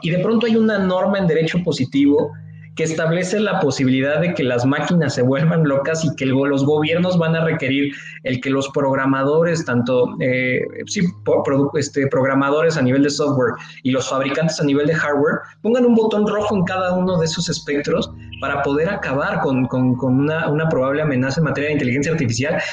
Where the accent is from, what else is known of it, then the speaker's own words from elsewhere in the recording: Mexico; como mexicano